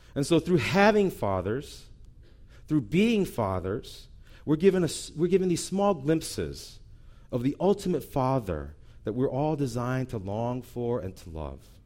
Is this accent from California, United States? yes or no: no; St. Louis, Missouri, United States; moved away; I grew up in Saint Louis